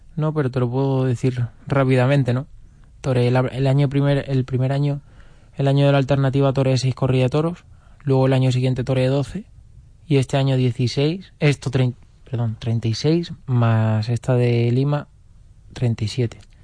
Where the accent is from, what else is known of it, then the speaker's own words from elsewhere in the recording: Toledo, Castilla-La Mancha, Spain; como toledano y como torero de Toledo que soy